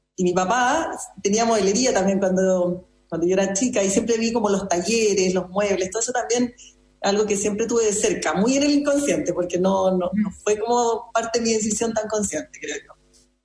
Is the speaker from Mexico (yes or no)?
no; Chile; also born or lived in Madrid, Spain; Acá en Chile